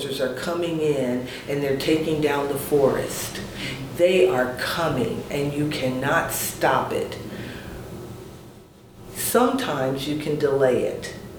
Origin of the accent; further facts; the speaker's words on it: Chicago, Illinois, United States; now in Indianapolis, United States; I'm from Chicago, so I've seen a lot of growth in Indianapolis since I arrived in the 70s